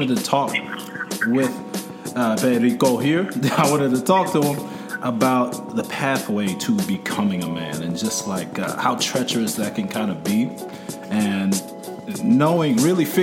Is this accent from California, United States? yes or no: no; Cleveland, Ohio, United States; my hometown in Cleveland, Ohio